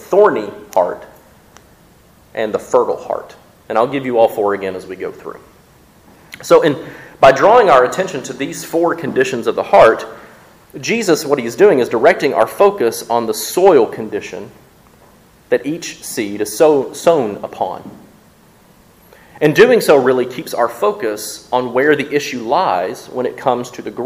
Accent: Mississippi, United States; also born or lived in West Tennessee; now in Jackson, Tennessee, United States; I grew up in Mississippi.

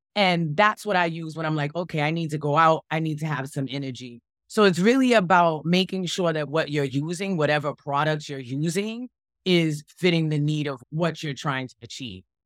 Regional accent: Boston, Massachusetts, United States; moved away; I grew up in Boston, Massachusetts, Dorchester

